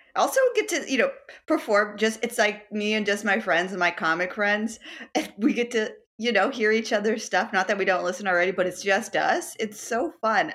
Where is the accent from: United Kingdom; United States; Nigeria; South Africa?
United States; Dallas, Texas; moved away as an adult; also born or lived in Houston, Texas / Lawrence, Kansas; now in New York City, United States; born in Houston, uh, but raised and lived most of my life in Dallas, Texas